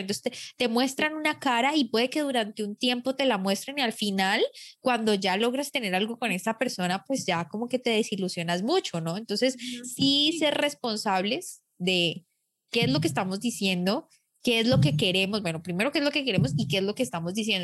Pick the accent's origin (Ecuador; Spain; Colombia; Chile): Colombia; los micrófonos en mi país